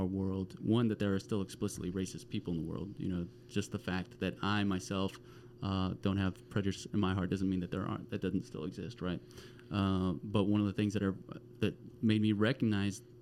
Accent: Arlington, Texas, United States; I grew up in Arlington, Texas, which is between Fort Worth and Dallas

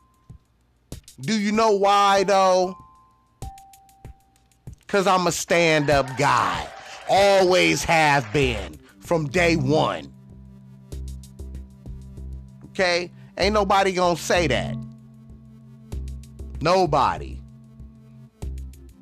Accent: Compton, California, United States; also born or lived in Long Beach, California; growing up in Compton and on the north side of Long Beach

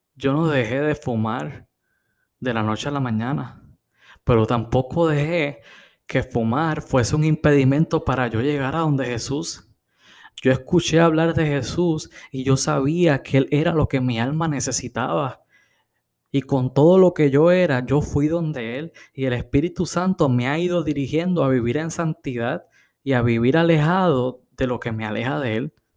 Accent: Puerto Rico; En Puerto Rico tenemos la peculiaridad

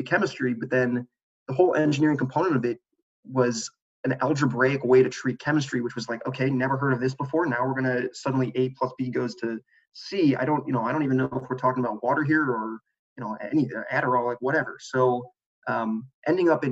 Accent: Chicago, Illinois, United States; moved away; I'm from Chicago. So my family was in Chicago

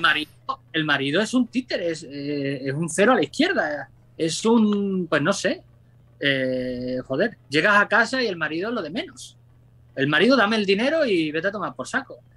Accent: Mérida, Extremadura, Spain; moved away as an adult; now in Japan; mi tierra, Mérida, Extremadura

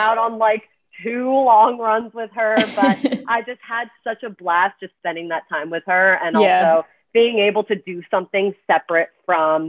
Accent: Canada; moved away as an adult; also born or lived in Washington, D.C.; now in New York, United States; I'm Canadian, came to the States from Canada

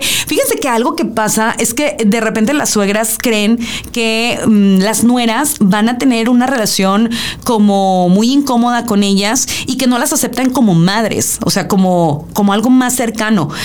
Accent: Mexico; como bien mexicanos, en una eh, cultura muy matriarcal

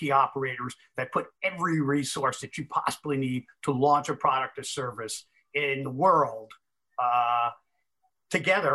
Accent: Massapequa Park, New York, United States; I'm from Massapequa Park

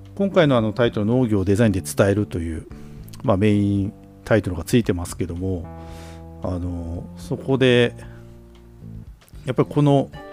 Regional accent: Obihiro, Hokkaido, Japan; 僕らの地元の北海道帯広市

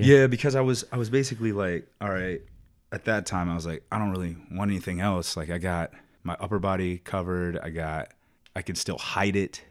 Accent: Richmond, Virginia, United States; accent: southern drawl; moved away as an adult; also born or lived in Iowa / Indianapolis; I'm from Richmond

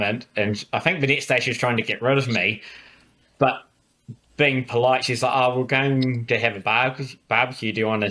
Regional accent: New Zealand; I said I was a Kiwi

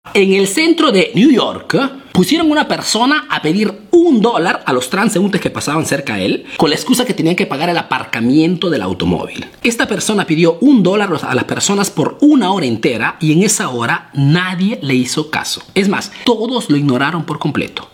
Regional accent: Peru; now in Italy; soy un emprendedor peruano que vive, que radica, que hace negocios aquí en Italia

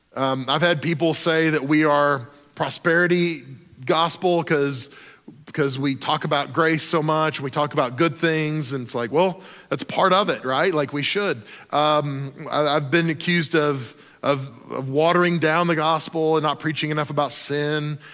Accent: Oklahoma, United States; I grew up in Oklahoma

